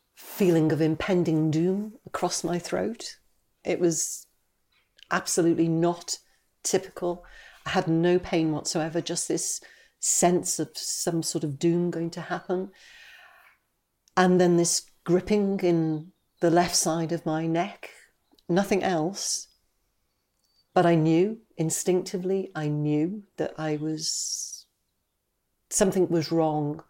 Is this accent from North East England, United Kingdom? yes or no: yes; Newcastle upon Tyne, North East England, United Kingdom; I'm from Newcastle-upon-Tyne.